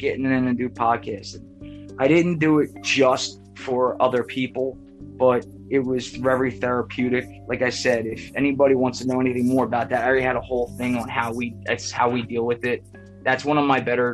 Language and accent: English; Philadelphia, Pennsylvania, United States; I grew up in Philly, South Philly.